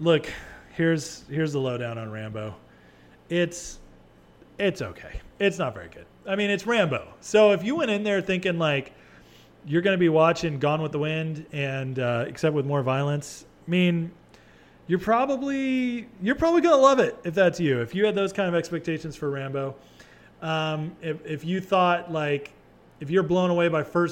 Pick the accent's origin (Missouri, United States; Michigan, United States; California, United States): California, United States; now in Texas, United States; I'm a Californian